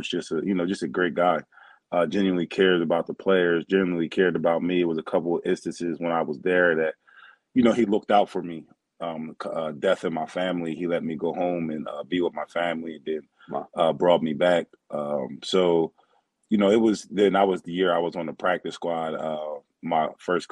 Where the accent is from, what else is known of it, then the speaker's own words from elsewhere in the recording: Philadelphia, Pennsylvania, United States; also born or lived in New Jersey; I grew up, and I'm from New Jersey, but I grew up in the Philadelphia area